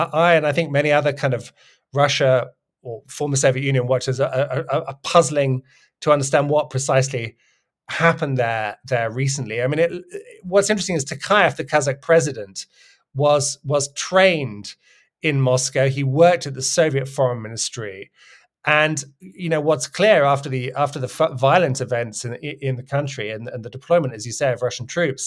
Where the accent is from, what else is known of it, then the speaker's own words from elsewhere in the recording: United Kingdom; I'm British